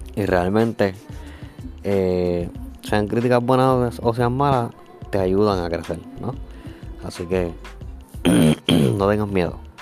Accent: Puerto Rico; yo soy de Puerto Rico

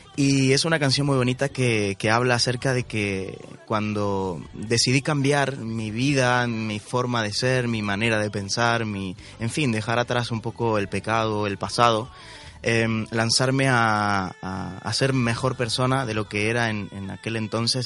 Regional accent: Argentina; como se dice en mi país, en Argentina

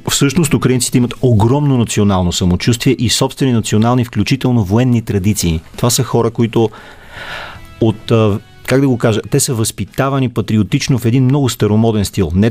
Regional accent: Bulgaria

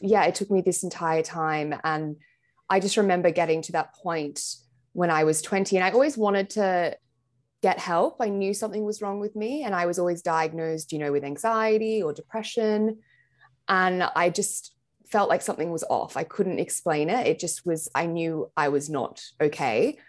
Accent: Sydney, New South Wales, Australia; moved away as an adult; now in London, United Kingdom; I'm from Sydney in Australia, but I've lived here now for just over a year and a half

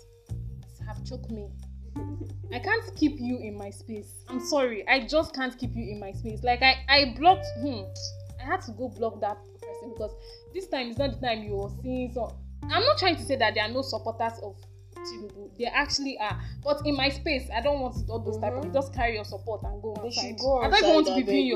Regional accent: Nigeria; as a Nigerian

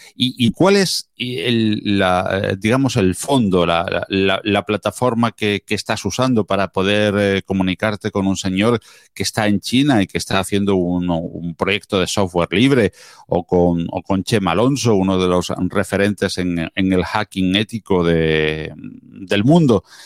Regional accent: small town near Málaga, Andalusia, Spain; en mi pueblo natal, es un pueblito de pocos habitantes, alrededor de unos 10.000 habitantes, muy cerquita de la, de la capital de, Málaga

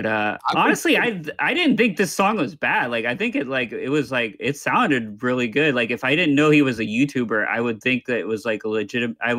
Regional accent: Atlanta, Georgia, United States; I'm from Atlanta

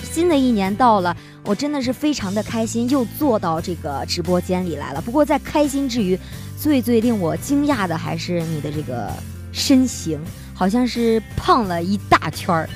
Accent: Henan, China; 我也是河南人

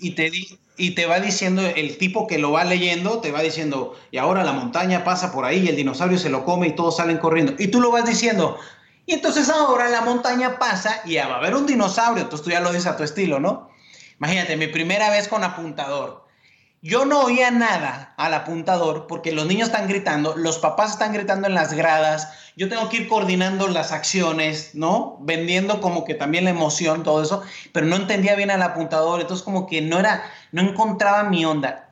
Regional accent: Mexico City, Mexico; moved away; also born or lived in La Paz, Baja California Sur / Hermosillo, Sonora; yo nací en el 1976 en la Ciudad de México, un 8 de mayo. Y mi vida en la infancia ya tuvo cambios porque nos mudamos rápidamente al norte de la República Mexicana

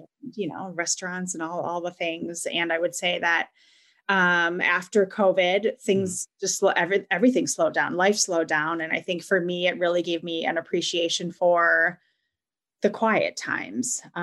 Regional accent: Wisconsin, United States; I was born and raised in Wisconsin.

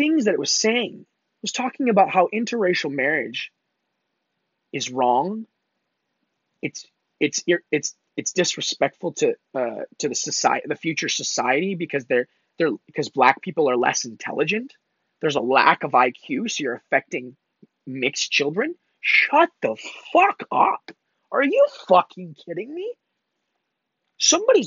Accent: Mississauga, Ontario, Canada; I'm originally from and born and raised in Canada. I'm from Mississauga, just outside of Toronto, Canada

